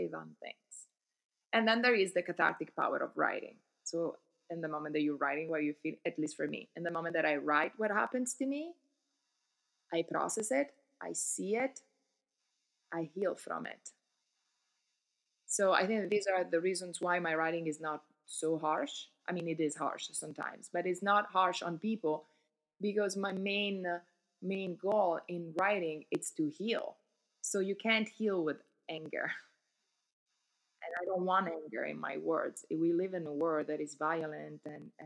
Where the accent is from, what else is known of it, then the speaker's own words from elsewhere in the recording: Milan, Lombardy, Italy; English is a second language; moved away as an adult; also born or lived in New York City, United States; now in New Jersey, United States; I'm originally from Italy. I grew up in Milano.